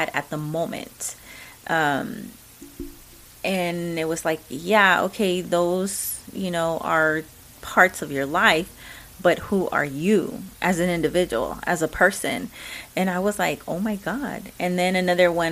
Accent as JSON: {"language": "English", "region": "Texas", "country": "United States", "accent": "Mexican", "said": "I am a Mexican American. I love that I'm an American. I am proud of that. I'm a true Texan."}